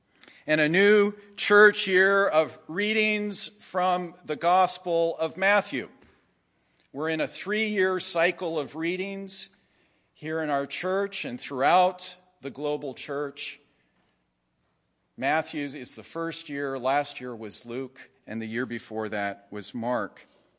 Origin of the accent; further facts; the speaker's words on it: Jerusalem, Jerusalem District, Israel; As a kid growing up in Jerusalem, I had especially loved Marc Chagall's stained glass windows of the 12 tribes of Israel.